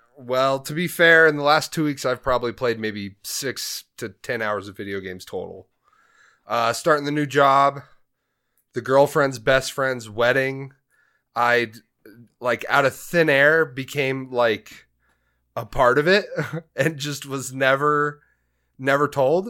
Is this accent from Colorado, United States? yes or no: yes; Grand Junction, Colorado, United States; also born or lived in Denver, Colorado; We moved from Denver up here to Junction when I was twelve